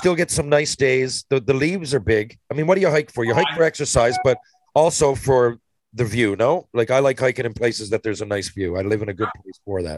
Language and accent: English; Atlantic Canada, Canada; we're from Atlantic Canada.